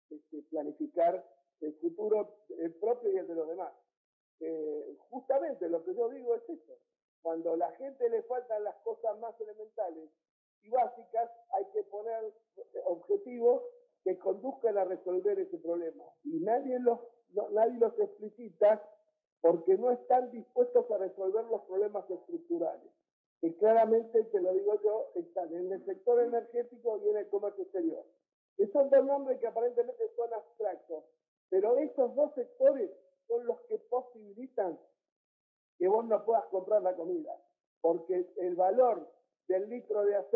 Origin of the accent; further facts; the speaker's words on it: Argentina; nosotros somos argentinos, ganamos el peso